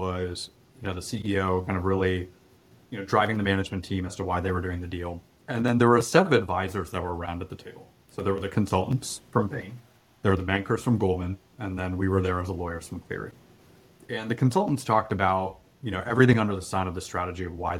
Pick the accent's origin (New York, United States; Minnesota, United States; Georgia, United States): Georgia, United States; Atlanta; moved away as an adult; also born or lived in Bay Area, California; I'm originally from Atlanta, and we moved back here from the Bay Area a number of years ago